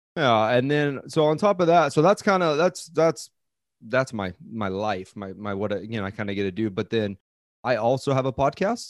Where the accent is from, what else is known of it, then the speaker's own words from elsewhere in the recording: Coeur d'Alene, Idaho, United States; moved away as an adult; also born or lived in Southern California / Seattle, Washington; now in Hawaii, United States; I grew up in Coeur d'Alene, Idaho.